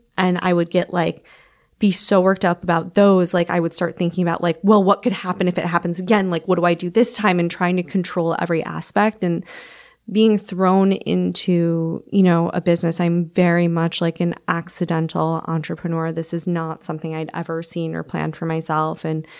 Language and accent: English; Midwest, United States; I am from the Midwest, so it's like a little going home for me.